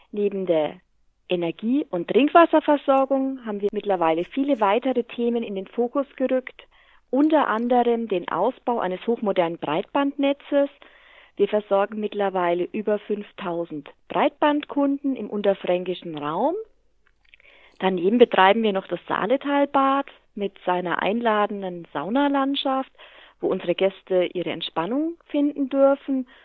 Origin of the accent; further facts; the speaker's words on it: Hammelburg, Bavaria, Germany; Ich bin 45 Jahre alt, ein Kind der Stadt Hammelburg, glücklich verheiratet